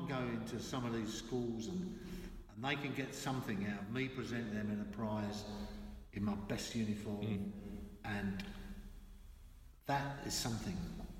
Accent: London, United Kingdom; accent: East End; I've never lost my East End accent.

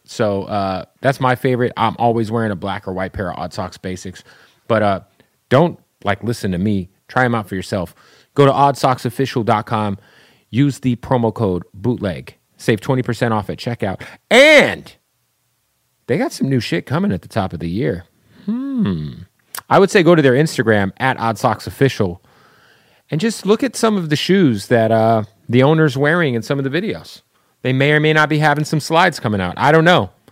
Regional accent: Phoenix, Arizona, United States; I'm from Arizona

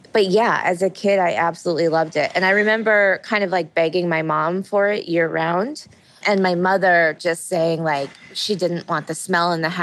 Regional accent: upstate New York, United States; also born or lived in South Korea; So I was born in South Korea. I was adopted at a very young age when I was 3 months old, and I grew up in upstate New York.

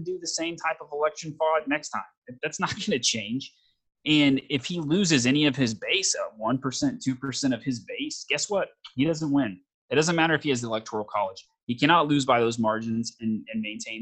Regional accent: the South, United States; I'm from the South

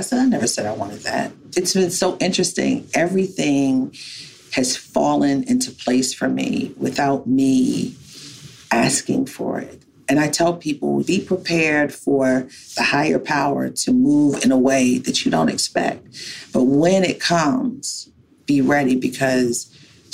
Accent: Baltimore, Maryland, United States; as a little Black child growing up in Baltimore

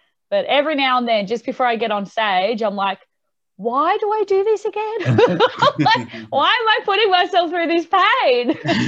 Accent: Tamworth, New South Wales, Australia; now in Newcastle, Australia; So I moved to Newcastle just so I had more opportunities to gig and then do original music and all that sort of stuff.

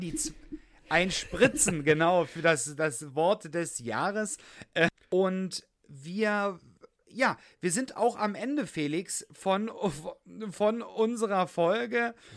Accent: Saxony, Germany; now in Berlin, Germany; ich komme ja gebürtig aus Sachsen, dass wir dort in Sachsen, bei meinen Eltern

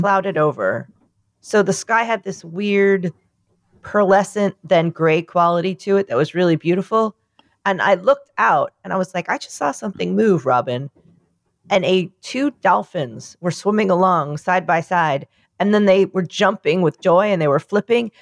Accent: New York, United States; I'm from New York

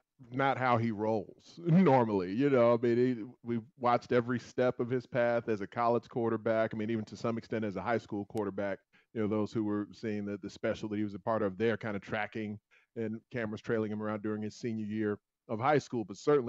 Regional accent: Chicago, Illinois, United States; I live here in Chicago. I grew up here in Chicago.

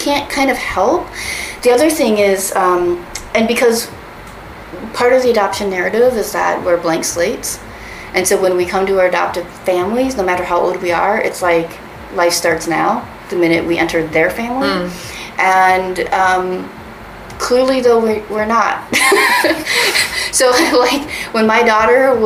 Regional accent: Minnesota, United States; also born or lived in Daegu, South Korea; I was not quite three when I was adopted by my family in Minnesota

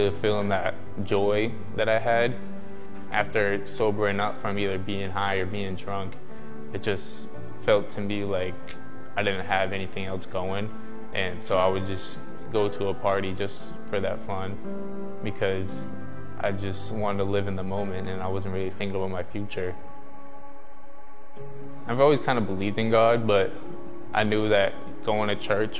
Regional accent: Mashpee, Massachusetts, United States; I am from Cape Cod, Massachusetts. So I went to Mashpee Middle High School

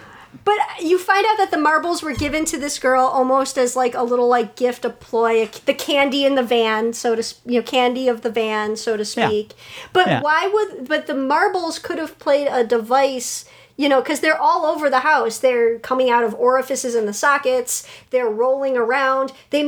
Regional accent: Chicago, Illinois, United States; I, as a Chicagoan, as a predominantly Polish descent

